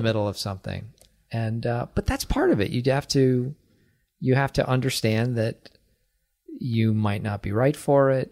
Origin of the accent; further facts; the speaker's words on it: Acton, Massachusetts, United States; I am from Acton